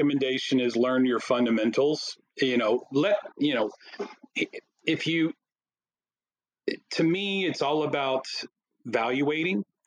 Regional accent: Plano, Texas, United States; I'm from Plano

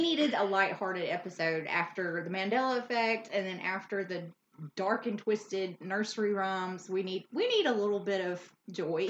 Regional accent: Louisiana, United States; we're from Louisiana and we know how to pronounce most of the areas around here

